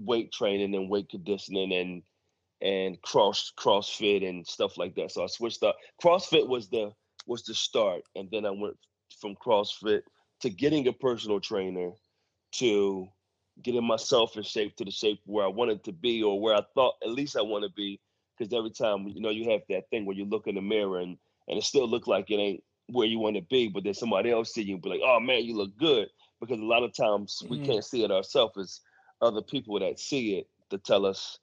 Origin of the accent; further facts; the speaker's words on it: Philadelphia, Pennsylvania, United States; I'm from Philly.